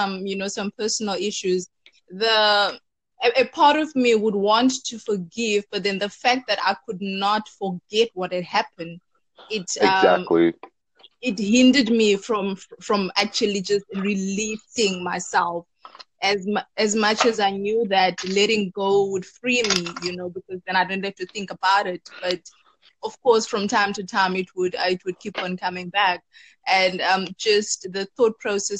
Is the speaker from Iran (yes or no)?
no; South Africa; I'm from South Africa